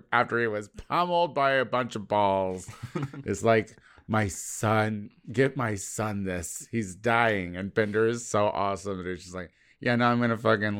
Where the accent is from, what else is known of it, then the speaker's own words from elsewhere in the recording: Midwest, United States; we're from the Midwest.